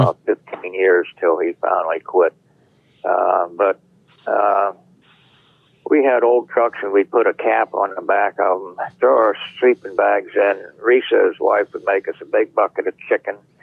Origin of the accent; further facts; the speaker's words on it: Beaver, Pennsylvania, United States; also born or lived in California; I was born right here in Beaver, Pennsylvania. I've lived most of my life here